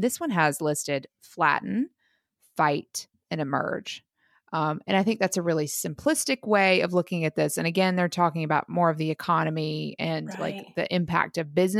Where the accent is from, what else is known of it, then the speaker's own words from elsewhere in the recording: United States; we're American.